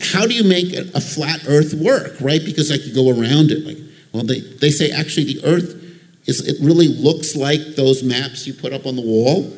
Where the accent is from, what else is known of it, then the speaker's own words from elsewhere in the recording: Long Island, New York, United States; I grew up on Long Island.